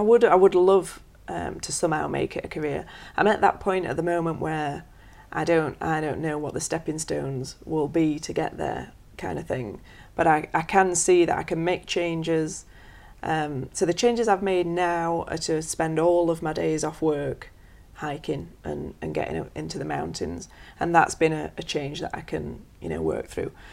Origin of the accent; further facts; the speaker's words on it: Sheffield, Yorkshire and the Humber, United Kingdom; I'm from Sheffield